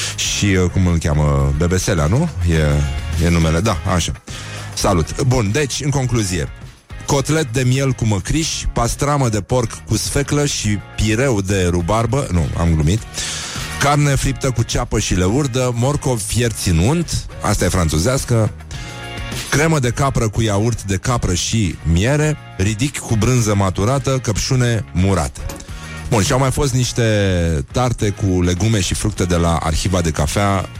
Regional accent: Romania; noi ca români

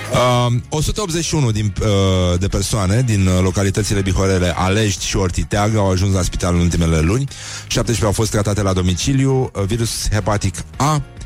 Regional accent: Brăila, Brăila County, Romania; respectiv eu, sunt din Brăila

